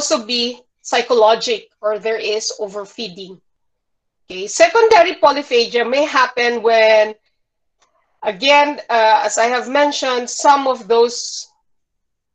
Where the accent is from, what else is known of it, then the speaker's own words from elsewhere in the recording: Bukidnon, Northern Mindanao, Philippines; I grew up in Bukidnon, and Bukidnon is a mountainous region in smack in the middle of Mindanao.